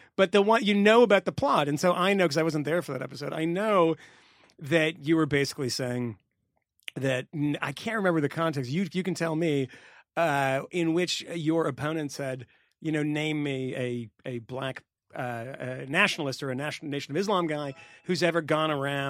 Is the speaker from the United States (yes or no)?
yes; Massachusetts, United States; I'm from Massachusetts.